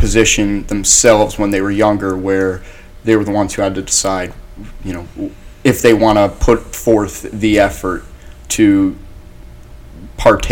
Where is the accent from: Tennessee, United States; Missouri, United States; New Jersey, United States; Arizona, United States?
New Jersey, United States; Ocean Township; also born or lived in Long Branch, New Jersey; I'm originally from Long Branch and moved to Ocean Township when I was about 10 years old.